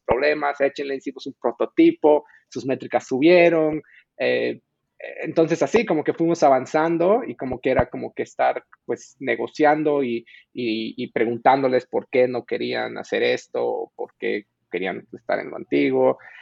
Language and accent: Spanish; Bolivia; moved away as an adult; also born or lived in Mexico; yo nací en Bolivia y de hecho me, me, pues, pero me crié ahí y luego me mudé a México para la universidad